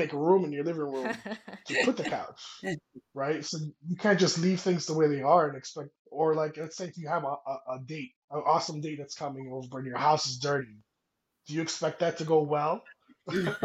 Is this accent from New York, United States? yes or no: yes; New York City, New York, United States; moved away as an adult; now in New Mexico, United States; I'm Dominican by Washington Heights